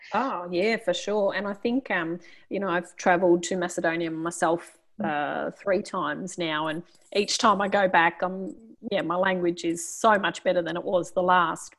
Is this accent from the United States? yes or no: no; Australia; I was from Australia